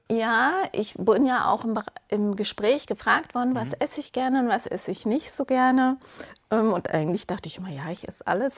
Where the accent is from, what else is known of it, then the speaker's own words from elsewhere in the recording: Munich, Bavaria, Germany; komme aus München, bin heute auch angereist aus München direkt